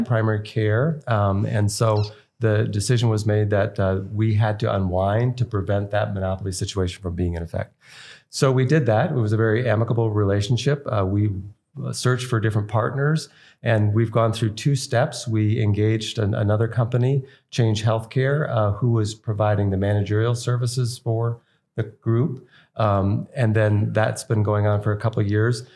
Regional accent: East Coast, United States; moved away as an adult; now in Idaho, United States; We were from the East Coast always

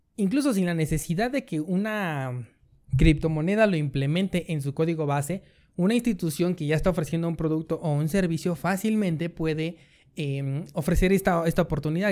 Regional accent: Mexico; como decimos aquí, en México

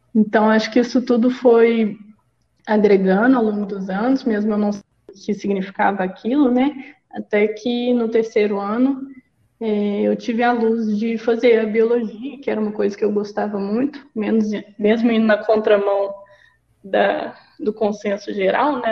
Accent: Belo Horizonte, Minas Gerais, Brazil; eu sou mineira de Belo Horizonte

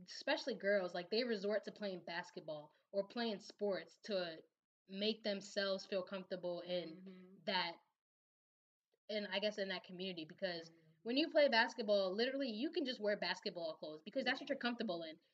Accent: New Jersey, United States; now in Baltimore, United States; growing up in Jersey, you, we didn't have any

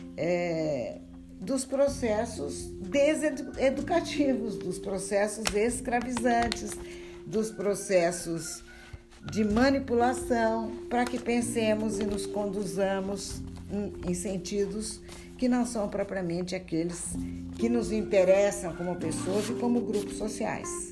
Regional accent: Brazil; nossa formação como brasileiros

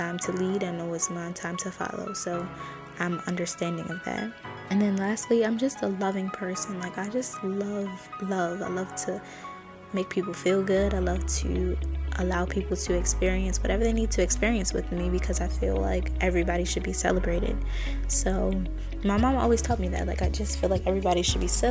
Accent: Baltimore, Maryland, United States; I'm from Baltimore, Maryland, and I'm only 22

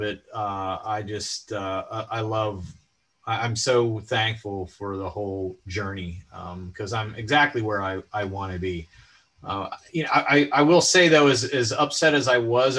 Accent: Boiling Springs, Pennsylvania, United States; also born or lived in State College; I grew up in just outside of Carlisle in Bowling Springs is where I went to high school. In fact, I still live there.

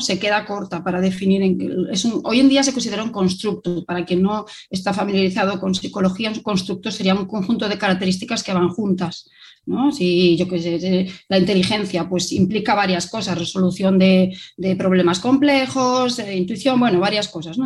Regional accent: Vigo, Galicia, Spain; now in Barcelona, Spain; soy originaria de, de Vigo, pero ya hace bastantes años que vivo en Barcelona.

